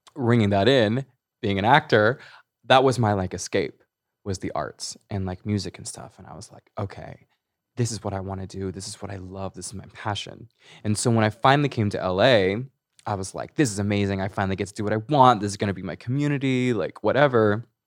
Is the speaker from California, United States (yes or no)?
yes; Hemet, California, United States; also born or lived in Chino Hills, California / Los Angeles, California; I grew up in Riverside County. I grew up in Menifee, Hemet area